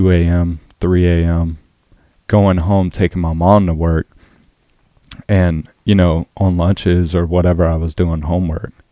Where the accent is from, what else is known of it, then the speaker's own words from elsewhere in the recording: Orangeburg, South Carolina, United States; Yeah, and so it's one of the biggest counties in South Carolina, but there is nothing for the youth.